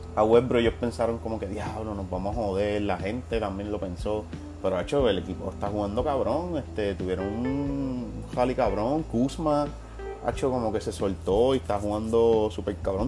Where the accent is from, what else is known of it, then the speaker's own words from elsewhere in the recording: Puerto Rico; no me siento puertorriqueño